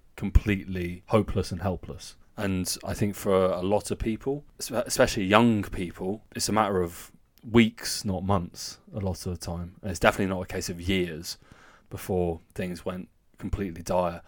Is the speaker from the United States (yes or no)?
no; the south of England, United Kingdom; moved away as an adult; now in Germany; even down south where I'm from